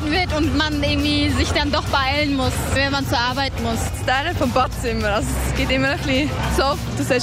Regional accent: Switzerland; Ich bin Schweizerin, doch ja, ich meine das ursprünglich.

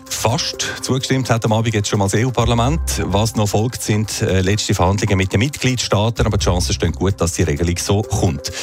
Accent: Switzerland; hier bei uns in der Schweiz

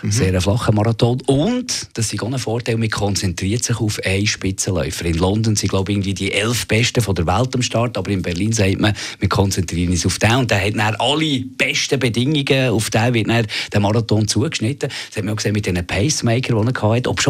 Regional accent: Bern, Switzerland; now in Zurich, Switzerland; ich, ich, fühle mich ja nicht mal mehr als Berner, seit 1999 bin ich in, in Zürich.

